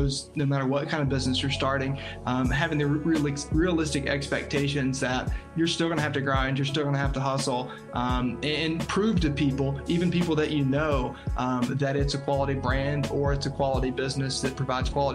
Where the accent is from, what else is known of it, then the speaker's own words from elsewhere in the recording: Tennessee, United States; I'm here in Tennessee is where I'm located. So opened my insurance agency